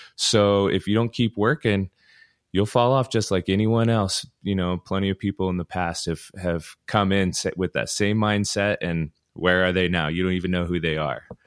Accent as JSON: {"language": "English", "town": "Ogden", "region": "Utah", "country": "United States", "tie": "born or raised there", "said": "I was from Ogden, so, you know, Powder Mountain and Snow Basin were my two home spots back in the day."}